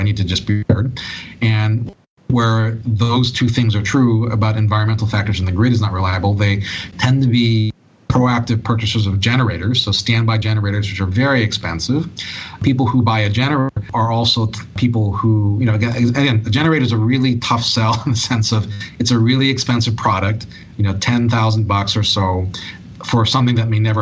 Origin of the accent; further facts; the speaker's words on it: Hawaii, United States; I was born and raised in Hawaii